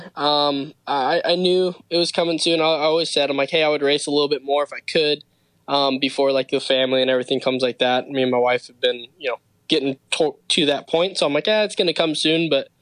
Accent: Los Angeles, California, United States; I'm actually from Los Angeles, California

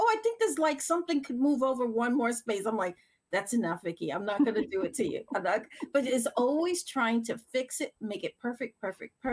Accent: New York City, New York, United States; now in Massachusetts, United States; I'm from New York. No. I'm from the Bronx

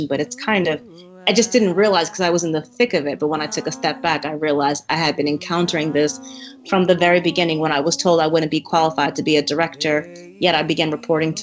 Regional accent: Massachusetts, United States; moved away as an adult; also born or lived in Cambridge / Waltham / Newton / Boston; now in Baltimore, United States; I am actually from Massachusetts. I have lived in Cambridge, Waltham, Newton

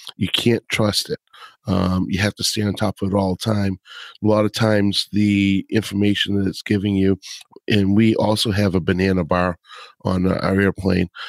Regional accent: Boston, Massachusetts, United States; accent: Boston; my Boston accent

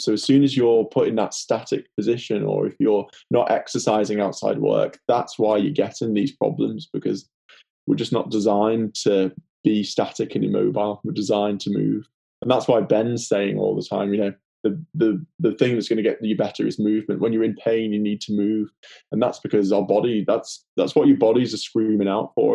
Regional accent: the Wirral, near Liverpool, North West England, United Kingdom; accent: Liverpool; I'm in the Wirral actually at the moment, which is just near Liverpool, as you can probably tell from my accent.

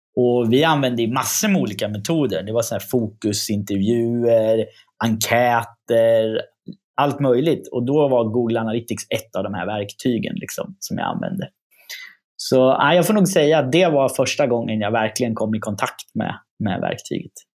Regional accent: Östergötland, Sweden; accent: östgötska; min östgötska slår igenom

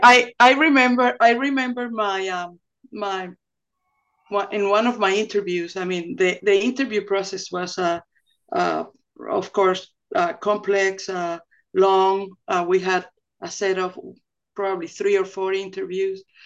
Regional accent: Zulia, Venezuela; to grow up in Venezuela

